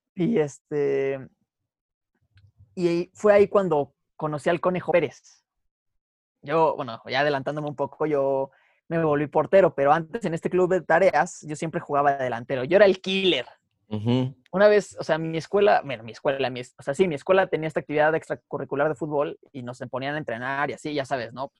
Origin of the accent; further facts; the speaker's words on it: Mexico; Como mexicanos